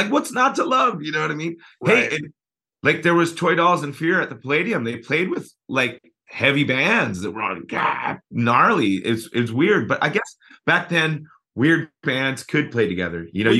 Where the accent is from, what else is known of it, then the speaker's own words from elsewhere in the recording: Fullerton, California, United States; also born or lived in Redondo Beach, California / Buena Park, California / La Habra, California; We bounced around a bit, but the majority of my time was spent in Fullerton. Okay. You know, all elementary, all that. And I lived in East Fullerton, but I went to elementary school in West Fullerton at Richmond Elementary